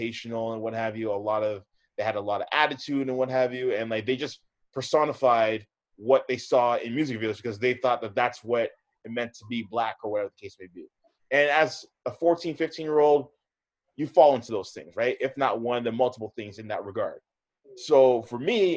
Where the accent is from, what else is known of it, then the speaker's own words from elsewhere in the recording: Hamilton, Ontario, Canada; also born or lived in Oakville / Mississauga; So I grew up on the west side of the GTA. So I grew up in Hamilton.